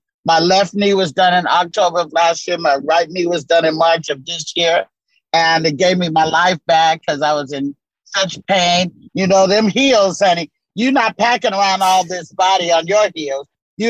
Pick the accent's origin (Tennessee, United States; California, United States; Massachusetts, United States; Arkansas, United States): Arkansas, United States; Tolland; born there; You know, well, I was born in Tolland, Arkansas. Tiny, tiny rural town. Population today is maybe 235.